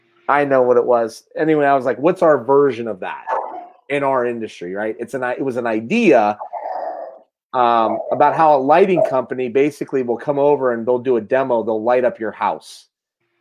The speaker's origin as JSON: {"language": "English", "area": "Mahoning County", "region": "Ohio", "country": "United States", "tie": "born or raised there", "said": "I love my hometown."}